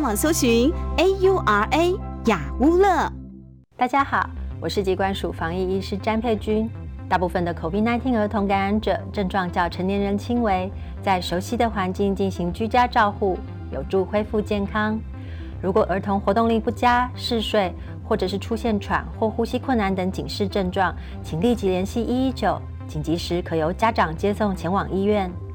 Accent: Taiwan; 我们如何保住我们台湾

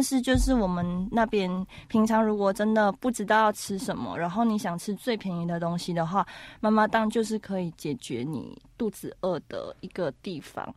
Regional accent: Malaysia; now in Taiwan; 我们马来西亚是三大种族嘛

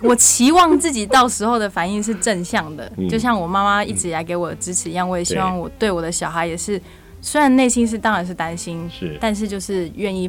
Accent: Taiwan; moved away; 我是台湾来的嘛

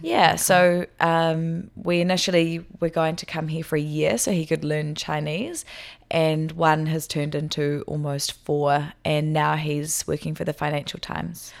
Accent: Hawke's Bay, New Zealand; moved away as an adult; also born or lived in Wellington, New Zealand / South Korea; now in Taiwan; I'm from the North Island, so I was born in Hawke's Bay, which is on the east coast of the North Island

